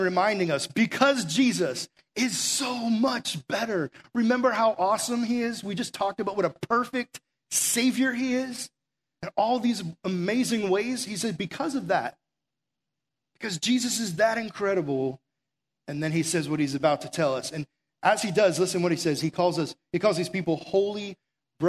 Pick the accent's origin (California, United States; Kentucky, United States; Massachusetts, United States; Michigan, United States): Massachusetts, United States; now in Florida, United States; I'm from Massachusetts originally